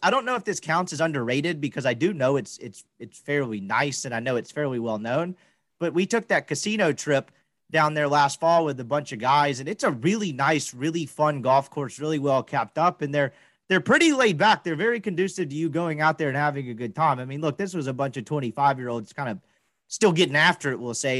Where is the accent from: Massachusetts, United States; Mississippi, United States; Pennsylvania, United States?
Mississippi, United States; now in Dallas-Fort Worth, United States; I'm just from Mississippi and like have never lived in a major metroplex with great golf.